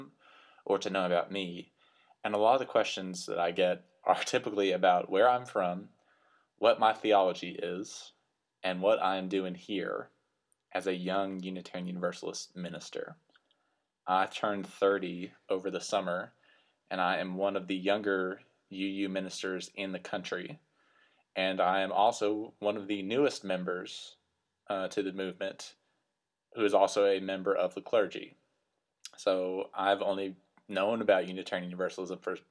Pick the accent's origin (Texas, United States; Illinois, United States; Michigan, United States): Texas, United States; Lubbock; moved away; As you can probably tell from my accent, I grew up in the great state of Texas, in the West Texas area that we call the Panhandle. So I went to high school in a town called Lubbock